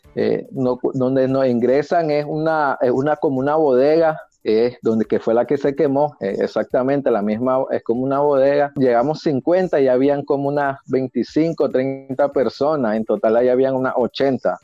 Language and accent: Spanish; Nicaragua; moved away as an adult; yo salí de Nicaragua en el mes de agosto por persecución política y a mi trabajo como defensor de presos políticos y derechos humanos en Nicaragua